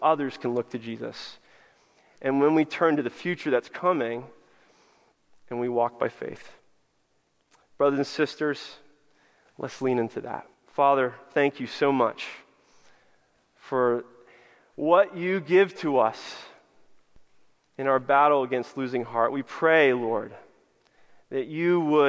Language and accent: English; United States; us Americans